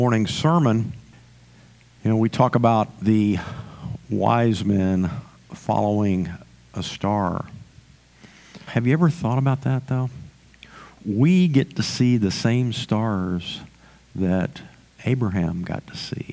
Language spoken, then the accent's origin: English; the Panhandle of Texas, United States; now in San Antonio, United States; growing up in the Panhandle of Texas